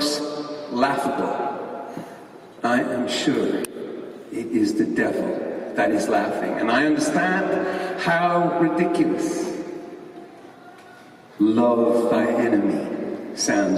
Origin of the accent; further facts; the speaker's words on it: Ireland; growing up in Ireland